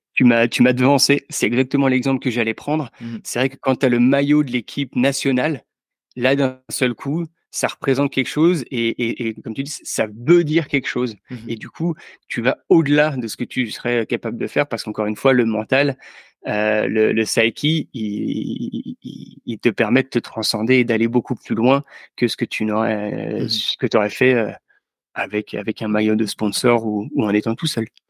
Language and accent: French; Yvelines, near Mantes-la-Jolie, Île-de-France, France; also born or lived in Angers; j'ai grandi dans, les Yvelines, juste à côté de Mantes-la-Jolie